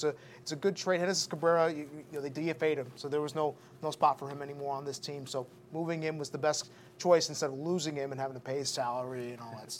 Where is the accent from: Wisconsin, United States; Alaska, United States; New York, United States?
New York, United States; I grew up in New York